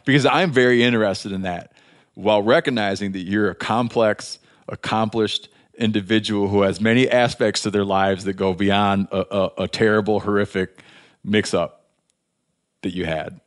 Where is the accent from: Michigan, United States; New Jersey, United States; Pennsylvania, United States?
Michigan, United States; moved away; being from my home state of Michigan